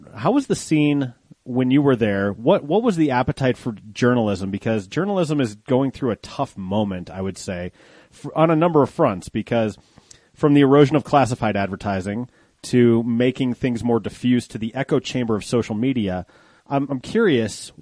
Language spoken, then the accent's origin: English; Golden, Colorado, United States; also born or lived in Wheat Ridge; I grew up in Golden